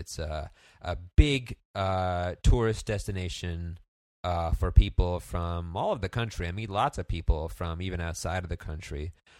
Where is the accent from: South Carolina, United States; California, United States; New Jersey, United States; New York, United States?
New Jersey, United States; Bergen County; moved away as an adult; now in Boston, United States; I grew up in Bergen County, New Jersey, and I moved to Boston to study theatrical performance at Emerson College. And I graduated in 2009